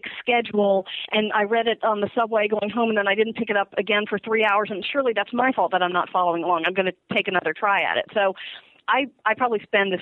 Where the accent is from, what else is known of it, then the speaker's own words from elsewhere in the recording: Virginia, United States; I grew up in Virginia